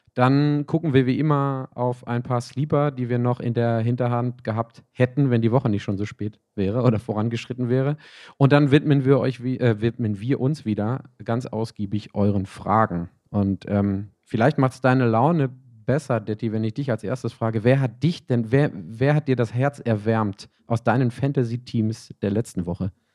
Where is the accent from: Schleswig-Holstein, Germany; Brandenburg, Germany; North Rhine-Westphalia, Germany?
North Rhine-Westphalia, Germany; Bochum; moved away; zu Hause ähm, in meiner Heimat in Bochum